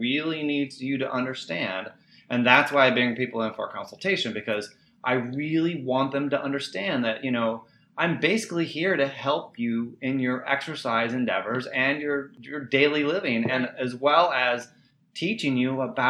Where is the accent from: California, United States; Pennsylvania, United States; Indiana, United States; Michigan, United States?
Indiana, United States; I grew up in Indiana